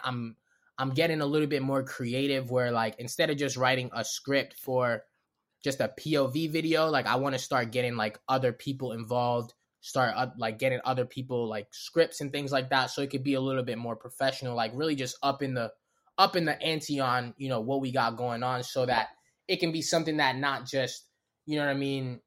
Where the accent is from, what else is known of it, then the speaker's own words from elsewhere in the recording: Baltimore, Maryland, United States; accent: Baltimore; also born or lived in Los Angeles; I'm from Baltimore.